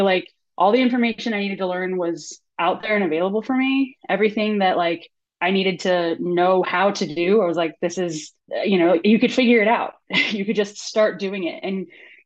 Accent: San Dimas, California, United States; I grew up in San Dimas, which is like a suburb

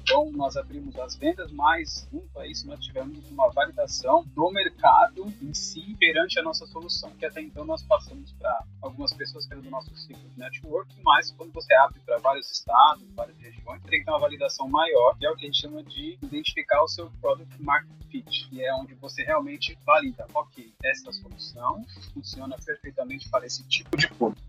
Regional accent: São Paulo, Brazil; sou natural de São Paulo.

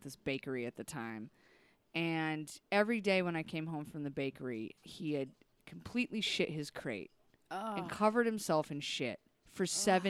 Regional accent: Bremerton, Washington, United States; moved away as an adult; also born or lived in Cheyenne, Wyoming; go right to my hometown, which is Bremerton.

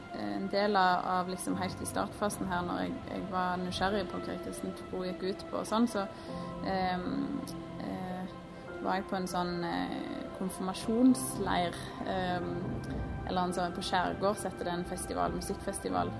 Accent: Vigrestad, Rogaland, Norway; født og oppvokst på Vigrestad

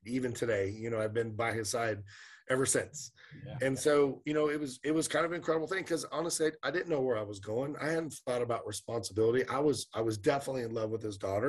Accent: Sacramento, California, United States; We were both born and raised in Sacramento

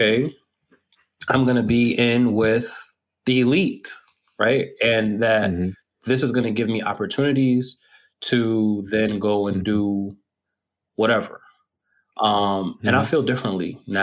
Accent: United States; somebody who's American and entitled in my being American

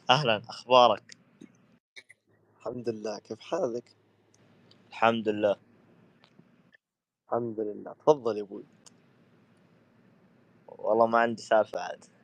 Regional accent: Saudi Arabia; انت قللت من نسبي وقلت اني انا افريقي وانا سعودي

